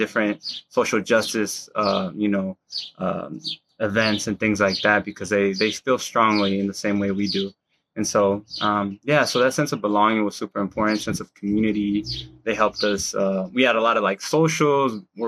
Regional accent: Omaha, Nebraska, United States; I'm from South Omaha, Nebraska.

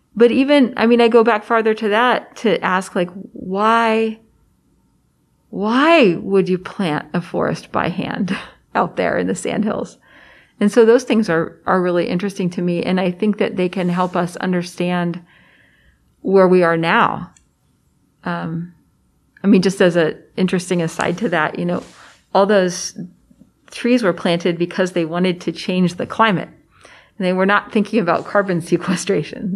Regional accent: Prairie Village, Kansas, United States; I grew up in Prairie Village, Kansas, which is a suburb of Kansas City

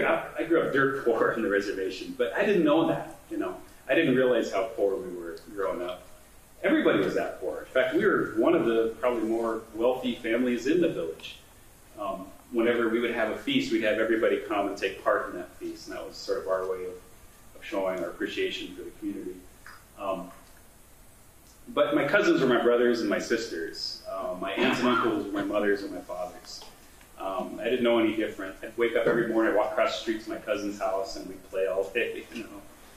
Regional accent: Grand Forks, North Dakota, United States; All right, so I was born in Grand Forks, North Dakota. My parents were students at the University of North Dakota. That's where they met. And this is where I lived.

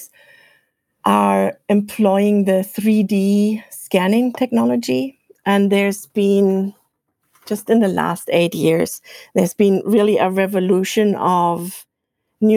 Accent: Germany; accent: German; English is a second language; now in Iowa, United States; I'm from Germany, as you might be able to tell from my accent

